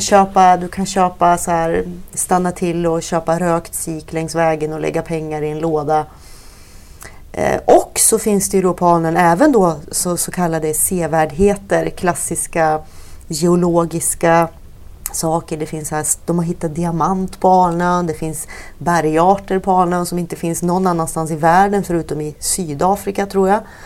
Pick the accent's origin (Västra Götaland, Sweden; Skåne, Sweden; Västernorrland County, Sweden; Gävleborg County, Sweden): Västernorrland County, Sweden; Alnö; uppvuxen vid Norrlandskusten mm. eh, också och eh, på Alnö mm. som ligger utanför Sundsvall